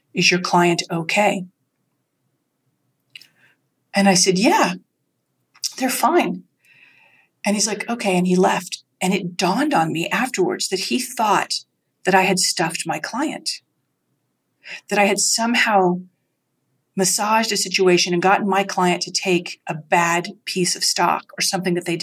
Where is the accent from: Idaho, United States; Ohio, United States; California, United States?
Idaho, United States; rural; moved away as an adult; also born or lived in Vermont; I grew up in Idaho, in rural Idaho